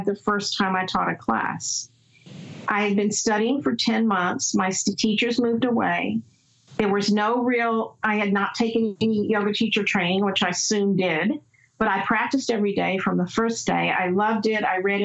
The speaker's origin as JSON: {"language": "English", "region": "the South", "country": "United States", "tie": "born or raised there", "said": "I grew up in the South"}